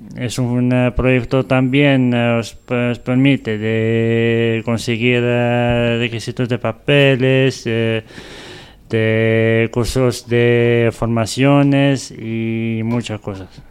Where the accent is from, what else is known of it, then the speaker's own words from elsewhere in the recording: Morocco; now in Madrid, Spain; soy de Marruecos